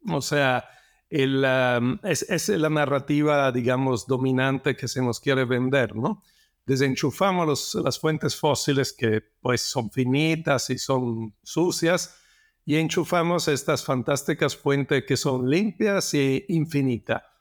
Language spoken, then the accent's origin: Spanish; Italy; now in Mexico; Bueno, yo soy de origen italiana, eh, siempre me gustó la naturaleza y entonces estudié geología porque me gustaba también viajar, los paisajes, la naturaleza de, otros países. Me vine a México hace 28 años